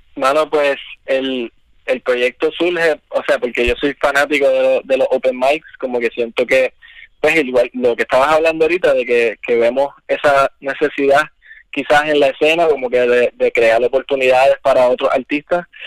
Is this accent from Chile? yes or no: no; Isabela, Puerto Rico; yo me crié en Isabela originalmente